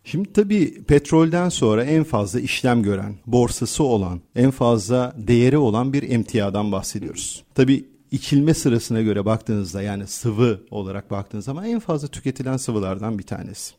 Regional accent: Turkey; biz Türkler

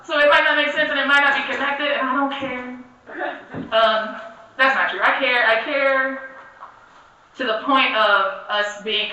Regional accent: the South, United States; being born and raised as a Southerner

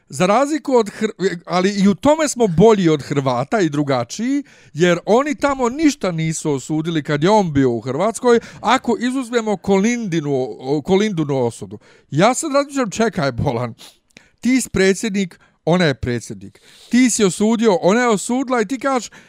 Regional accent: Bosnia & Herzegovina; mi smo iz Bosne.

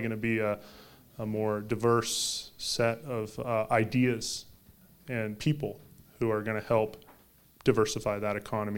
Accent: Northwest, United States; I came from the Northwest and remember that time fairly vividly.

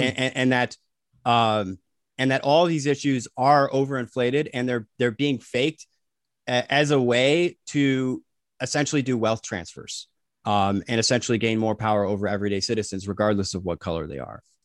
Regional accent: United States; we were raised in the United States.

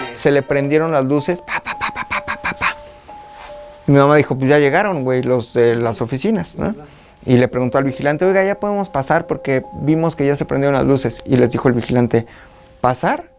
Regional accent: State of Mexico, Mexico; also born or lived in Metepec; En el Estado de México nací. Yo soy de Zacasonalpan, donde nací.

